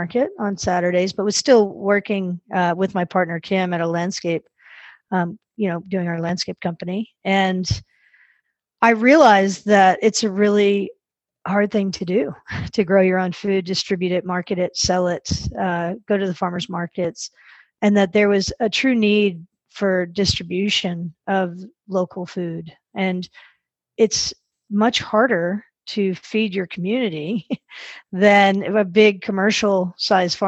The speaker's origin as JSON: {"language": "English", "town": "Dallas", "region": "Texas", "country": "United States", "tie": "born or raised there", "said": "I grew up in Dallas"}